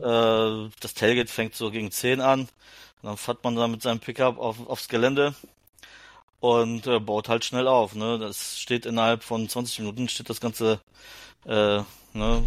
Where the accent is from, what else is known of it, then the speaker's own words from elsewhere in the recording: Germany; als Deutscher